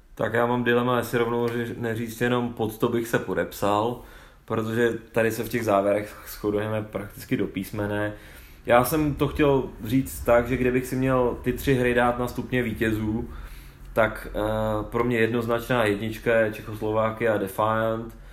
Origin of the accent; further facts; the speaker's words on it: Bohemia, Czechia; tady u nás v Čechách